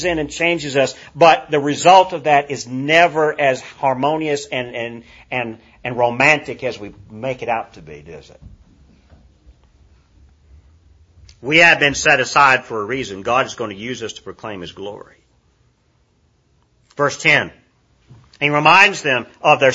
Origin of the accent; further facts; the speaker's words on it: Kingsport, Tennessee, United States; now in Cookeville, United States; Kingsport, Tennessee is my hometown where I grew up